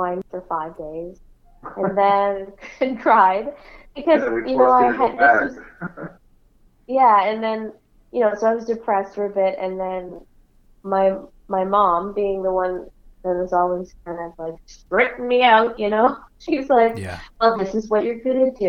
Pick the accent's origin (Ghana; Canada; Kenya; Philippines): Canada; being a Canadian and working and writing with national artists